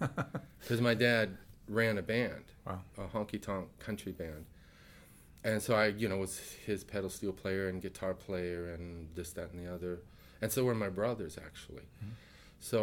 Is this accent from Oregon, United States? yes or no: no; East Gary, Indiana, United States; We grew up in East Gary, Indiana.